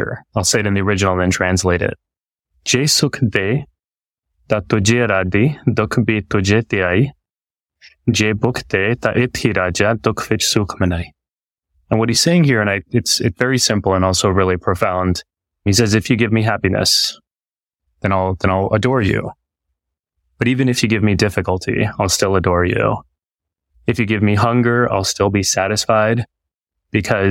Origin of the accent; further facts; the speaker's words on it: Texas, United States; because of my experience growing up in Texas and being one of the only kids with a turban and a beard